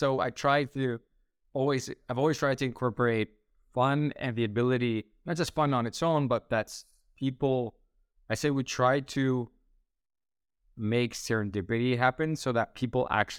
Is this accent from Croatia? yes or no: yes; Split, Split-Dalmatia County, Croatia; So originally Shift, I created in my hometown in Split, Croatia.